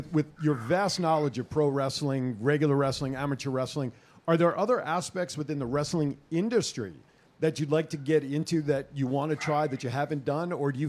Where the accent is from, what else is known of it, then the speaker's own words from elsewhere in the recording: Linden, New Jersey, United States; I'm originally from Linden.